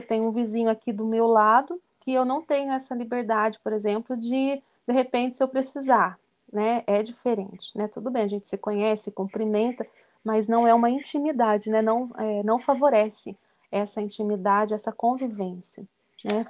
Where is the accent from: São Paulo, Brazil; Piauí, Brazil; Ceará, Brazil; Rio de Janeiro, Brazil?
São Paulo, Brazil; São José dos Campos; now in Campinas, Brazil; nós dois somos naturais, né, de São José dos Campos, como o Marquinhos disse, lá do Vale, né, nós nascemos lá no mesmo, praticamente no mesmo bairro, né, desde sempre crescemos na mesma comunidade paroquial